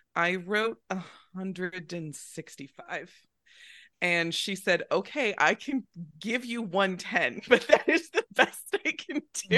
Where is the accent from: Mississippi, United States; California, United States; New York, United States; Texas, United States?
California, United States; Northern; I grew up in Northern California